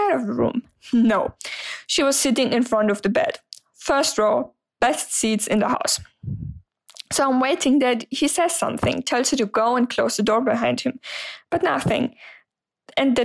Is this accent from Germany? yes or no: yes; Germany; English is a second language; I'm 26 years old and I'm from Germany, so sorry for the accent.